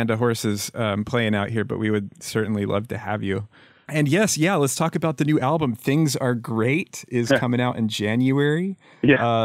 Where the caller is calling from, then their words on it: California, United States; hey Ben, I was going to say I'm calling you from Humboldt County.